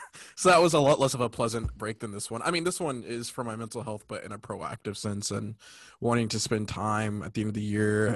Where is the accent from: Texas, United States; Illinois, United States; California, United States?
California, United States; also born or lived in North Carolina; I'm from California, but I'm reporting live from frozen tundra of North Carolina.